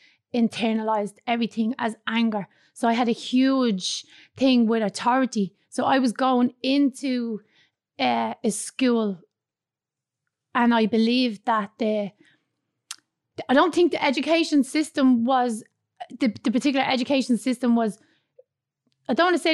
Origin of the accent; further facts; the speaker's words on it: Dublin, Leinster, Ireland; I was born in Dublin's inner city in York Street in the flats. And when I was 4 years of age, I moved with my mum and dad and my sister out to Blanchardstown